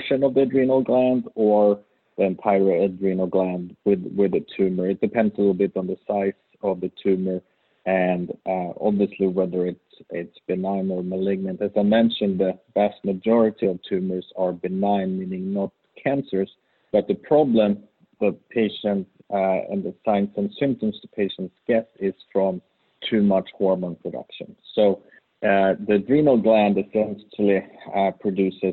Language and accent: English; Sweden; English is a second language; moved away as an adult; also born or lived in Uppsala, Sweden / New Haven, United States; now in Tampa, United States; as you may hear from my accent, I'm really from Sweden